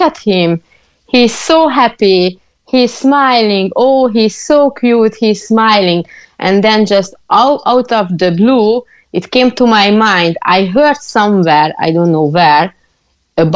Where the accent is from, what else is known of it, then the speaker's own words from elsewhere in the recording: Hungary; now in Cork, Ireland; I'm originally from Hungary